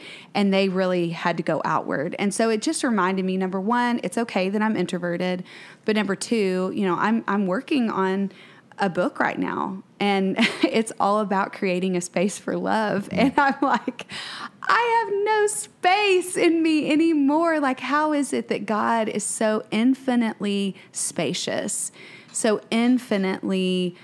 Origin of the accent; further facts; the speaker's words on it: Waco, Texas, United States; we're from Waco